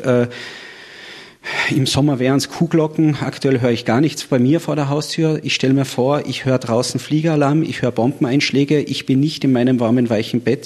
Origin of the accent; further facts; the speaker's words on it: Austria; bei uns in Österreich